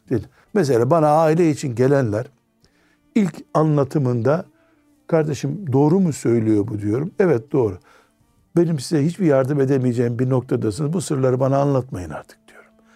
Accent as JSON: {"language": "Turkish", "region": "Black Sea Region", "country": "Turkey", "said": "bizim Karadeniz kültüründe"}